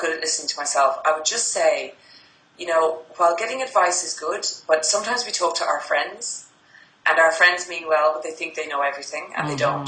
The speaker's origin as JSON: {"language": "English", "country": "Ireland", "moved": "yes", "lives_now": "Sydney, Australia", "said": "I'm based in Sydney, Australia, and I'm Irish, so I was going back to Ireland for Christmas to see family"}